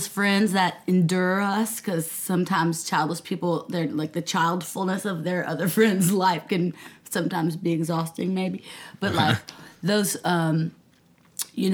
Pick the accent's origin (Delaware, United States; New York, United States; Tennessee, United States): Tennessee, United States; Nashville; moved away as an adult; also born or lived in Mississippi; now in Charleston, United States; I grew up in Nashville, Tennessee, via Mississippi, but I was in Nashville until I came to Charleston at 18